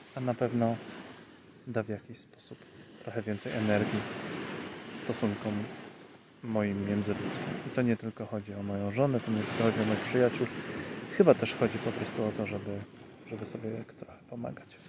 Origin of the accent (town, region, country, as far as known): Poland